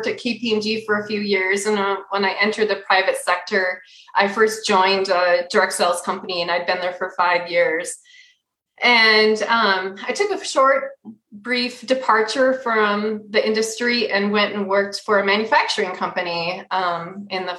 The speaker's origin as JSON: {"language": "English", "region": "Minnesota", "country": "United States", "tie": "born or raised there", "moved": "as an adult", "lives_now": "Utah, United States", "said": "I'm originally from Minnesota. I'll always say I'm Minnesota native at heart"}